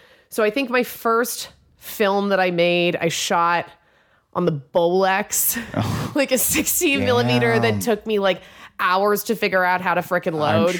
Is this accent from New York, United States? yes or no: yes; New York City, New York, United States; I grew up in Manhattan.